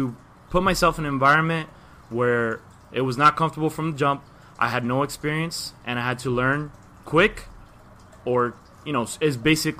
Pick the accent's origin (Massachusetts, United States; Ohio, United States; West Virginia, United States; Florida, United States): Florida, United States; Miami; Born and raised Miami, obviously. The way I speak, you probably know I'm from Miami. Yeah, 305.